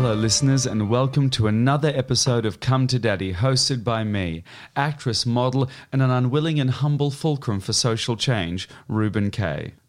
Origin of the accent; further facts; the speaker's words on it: Australia; moved away; I was raised in Australia, uh, and now I live out of six suitcases